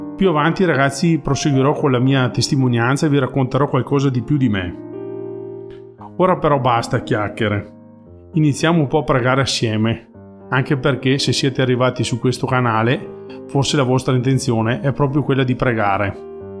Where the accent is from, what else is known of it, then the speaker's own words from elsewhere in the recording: Soave, Veneto, Italy; vengo da Soave, un piccolo paesino nella provincia di Verona